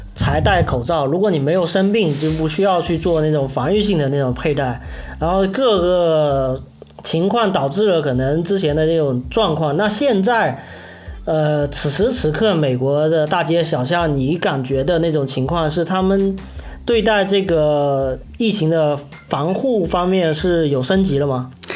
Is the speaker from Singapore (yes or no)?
no; China; 我们中国人